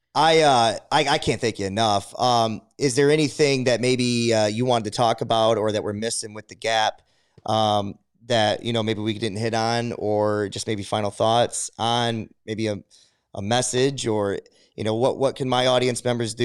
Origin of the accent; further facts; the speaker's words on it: Adrian, United States; growing up in Adrian here, and it, it's a, it's a, it's a middle class, but it's a lower to middle class economy